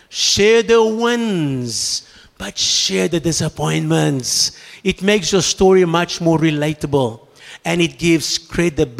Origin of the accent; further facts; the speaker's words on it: Brazil; I come from Brazil, where the nuts come from.